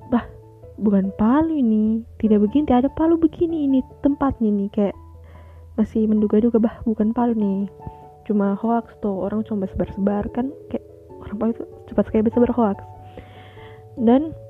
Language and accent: Indonesian; Palu, Central Sulawesi, Indonesia; born there; rada nyampur dikit ya sama bahasa Palu hmm ya hari ini tuh tanggal 28 September tepat 2 tahun silam kota kelahiran aku tuh mengalami bencana yang amat besar.